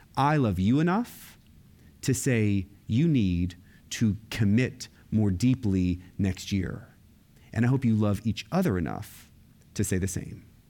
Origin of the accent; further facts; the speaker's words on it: Florida, United States; I grew up in Florida, and I was Roman Catholic.